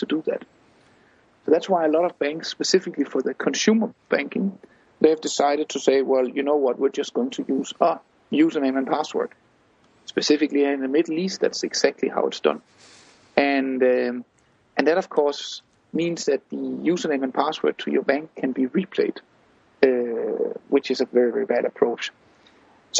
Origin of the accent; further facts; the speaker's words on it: Denmark; I come from Denmark myself